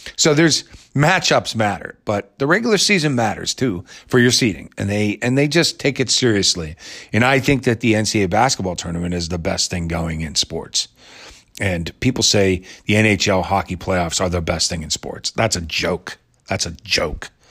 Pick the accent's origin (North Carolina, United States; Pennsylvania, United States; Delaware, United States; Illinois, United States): Pennsylvania, United States; Pittsburgh; my hometown of Pittsburgh